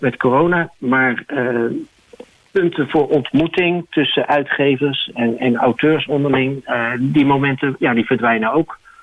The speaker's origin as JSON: {"language": "Dutch", "town": "The Hague", "region": "South Holland", "country": "Netherlands", "said": "Ik kom zelf natuurlijk uit Den Haag."}